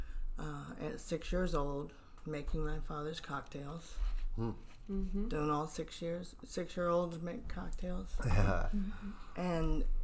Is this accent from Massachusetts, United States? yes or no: no; Virginia, United States; now in Cape Coral, United States; I've been down here since 1990. I'm originally from Virginia